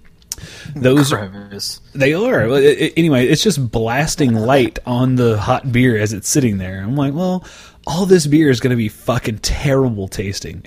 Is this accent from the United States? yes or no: yes; central Oklahoma, United States; my hometown in central Oklahoma